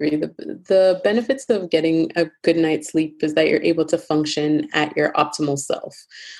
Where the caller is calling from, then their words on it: Toronto, Ontario, Canada; I am joining you from Toronto, Ontario, Canada.